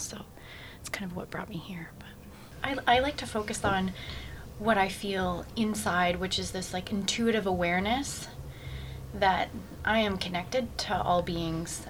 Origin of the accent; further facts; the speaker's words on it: Brantford, Ontario, Canada; moved away as an adult; I come from uh, Brantford, Ontario, that's where I was born and raised